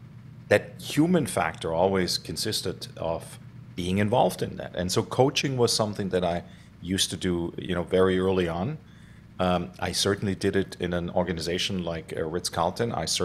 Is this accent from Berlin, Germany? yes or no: no; Stuttgart, Baden-Württemberg, Germany; So I grew up in Germany, in Stuttgart, Germany, actually in the city.